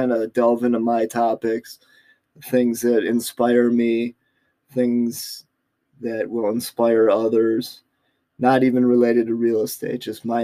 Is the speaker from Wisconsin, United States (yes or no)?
yes; Milwaukee, Wisconsin, United States; I was able to get work release in my hometown area of Milwaukee